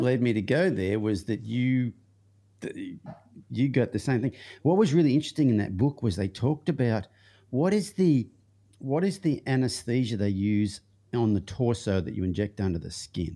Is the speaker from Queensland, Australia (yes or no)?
no; Young, New South Wales, Australia; the town I grew up in it wa, is called Young, but its original name was Lamming Flat.